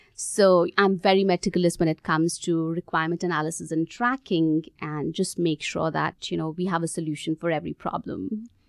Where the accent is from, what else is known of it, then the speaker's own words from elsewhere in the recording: India; moved away as an adult; also born or lived in Gurgaon, India / Australia; I grew up in India